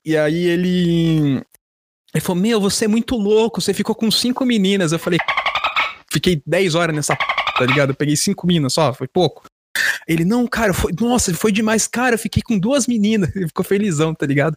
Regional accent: Brazil; sou brasileiro

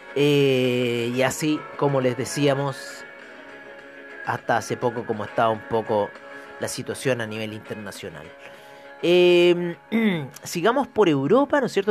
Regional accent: Chile

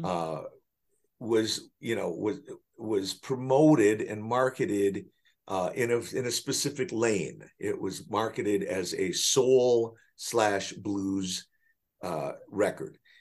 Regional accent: Milwaukee, Wisconsin, United States; now in Chicago, United States; growing up in Milwaukee

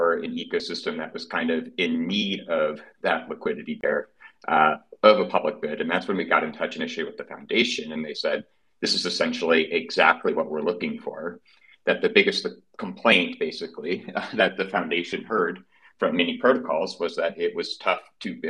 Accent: Midwest, United States; accent: Midwestern; my Midwestern accent

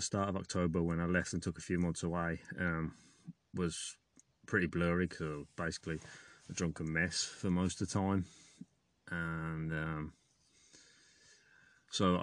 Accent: England, United Kingdom; moved away; I'm from England

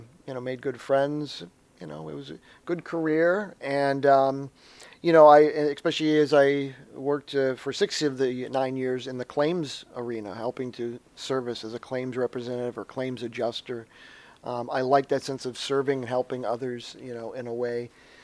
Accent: Mayfield Heights, Ohio, United States; now in Cleveland, United States; right now I presently live in Cleveland, Ohio, but I'm originally from Mayfield Heights, Ohio. It's a suburb on the east side of Cleveland, Ohio. Cleveland, Ohio, for those who don't know, is a city up on in we would say the Midwest

